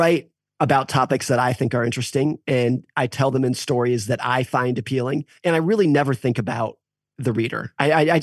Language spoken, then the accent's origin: English; United States; What I have experienced as an American